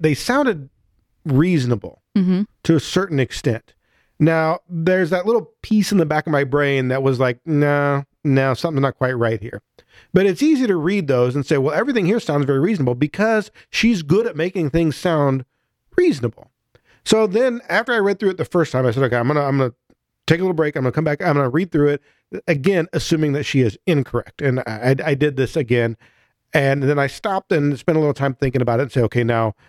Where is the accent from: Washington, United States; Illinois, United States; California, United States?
Illinois, United States; near Chicago; I grew up near Chicago